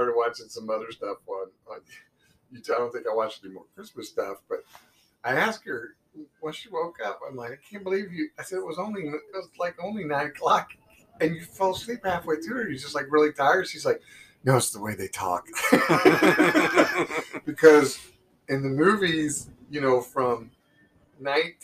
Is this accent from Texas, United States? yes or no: no; Muncie, Indiana, United States; growing up in Muncie, Indiana